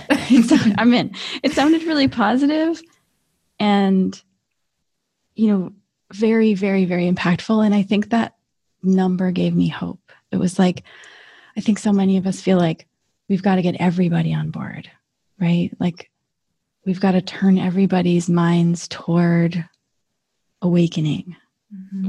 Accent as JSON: {"language": "English", "region": "northern Michigan", "country": "United States", "tie": "born or raised there", "also_born_or_lived": "St. Ignace, Michigan", "moved": "yes", "said": "I was seven years old. I was living in this teeny tiny little town in northern Michigan, living on a lake"}